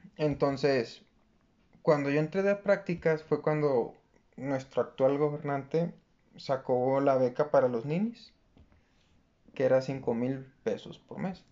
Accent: Mexico; como buen mexicano

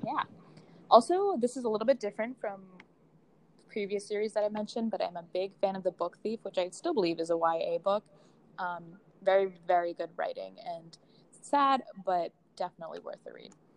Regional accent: Boston, Massachusetts, United States; moved away as an adult; now in Washington, D.C., United States; I'm originally from Boston, but I'm also in D.C. going to the George Washington University

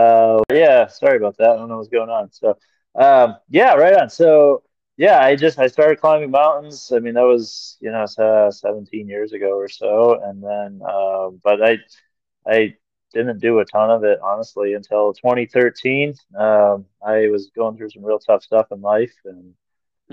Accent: Minnesota, United States; being a Minnesotan

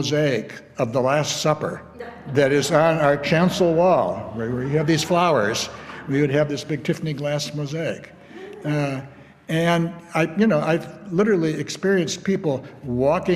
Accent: Illinois, United States; a little town up the Fox River from where I grew up in Illinois

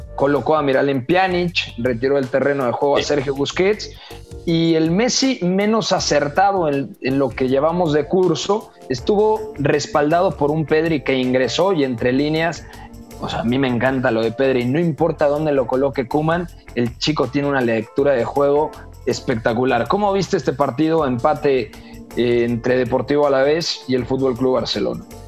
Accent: Mexico; como decimos acá en México

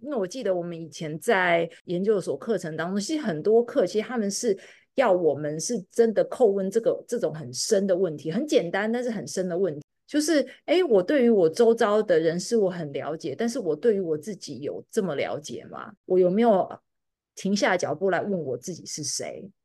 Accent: Taiwan; moved away as an adult; now in United States; 以前我是在台湾长大的台湾人

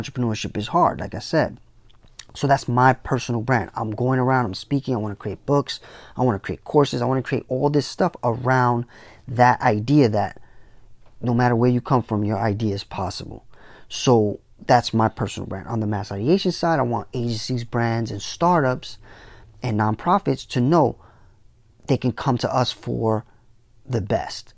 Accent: New York City, New York, United States; I came from the Bronx

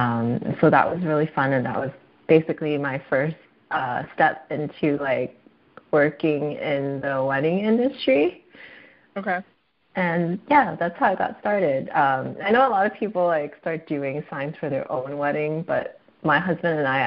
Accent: Bay Area, California, United States; moved away as an adult; now in San Diego, United States; I'm originally from the Bay Area

